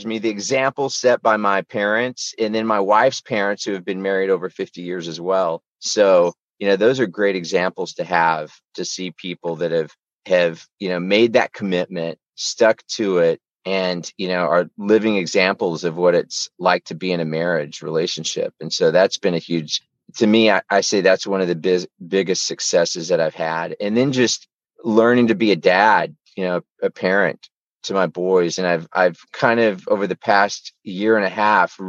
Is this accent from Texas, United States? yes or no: yes; Houston, Texas, United States; I was born in Houston, Texas, and grew up there